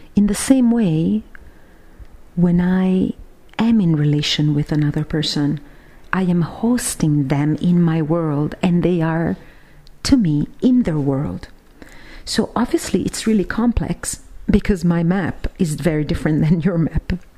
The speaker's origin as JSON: {"language": "English", "town": "Siena", "region": "Tuscany", "country": "Italy", "tie": "born or raised there", "said": "my hometown of Siena here in Italy"}